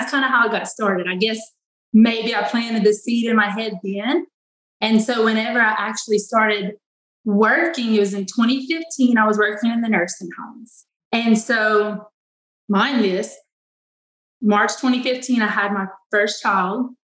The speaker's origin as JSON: {"language": "English", "town": "Eunice", "region": "Louisiana", "country": "United States", "said": "I am from Eunice, Louisiana."}